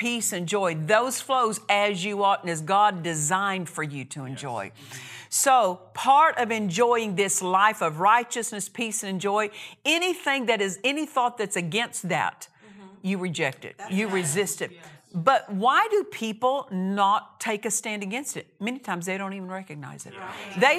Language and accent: English; Altus, Oklahoma, United States; also born or lived in Olustee, Oklahoma; I remember growing up in Oklahoma, grew up in Southwest Oklahoma. My dad was a cotton and wheat farmer. And we lived in a smaller community. For the first 8 years, I lived in a little town called Olustee, Oklahoma.